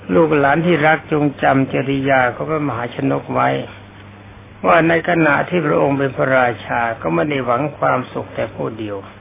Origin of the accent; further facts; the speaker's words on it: Thailand; ประเทศของเรา